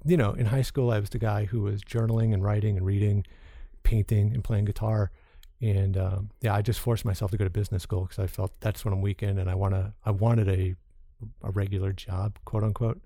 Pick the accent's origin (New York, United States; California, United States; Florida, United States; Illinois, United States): New York, United States; Long Island; the bunch of knuckleheads I grew up with in Long Island